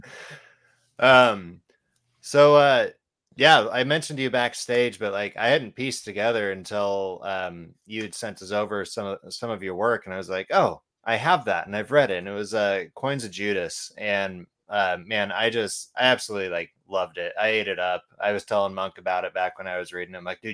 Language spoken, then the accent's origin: English; Idaho, United States; now in Oregon, United States; originally from Idaho, but in Oregon now